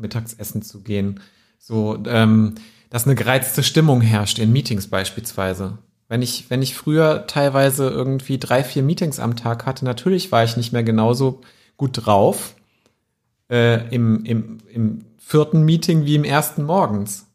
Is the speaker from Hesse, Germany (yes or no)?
yes; Wetzlar, Hesse, Germany; meiner Heimatstadt Wetzlar